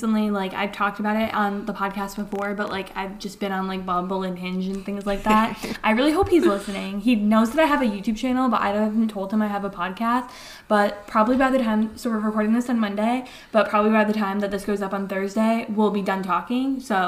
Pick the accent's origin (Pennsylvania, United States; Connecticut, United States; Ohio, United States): Connecticut, United States; we live in New England. We're from Connecticut